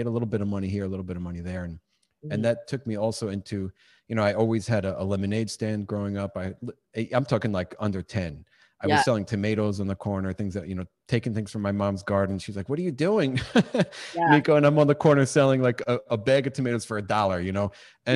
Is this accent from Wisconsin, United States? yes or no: no; New York, United States; born and raised in New York